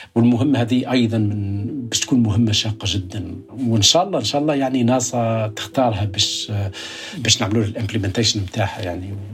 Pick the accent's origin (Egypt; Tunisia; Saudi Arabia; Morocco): Tunisia; Kasserine Governorate; moved away as an adult; now in United States; ولدت في الريف